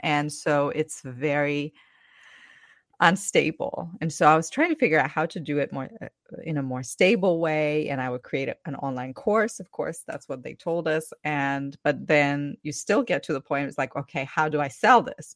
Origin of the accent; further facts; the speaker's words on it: Ukraine; English is a second language; moved away as an adult; now in United States; I'm originally from Ukraine, currently have been living in the U S for twelve years.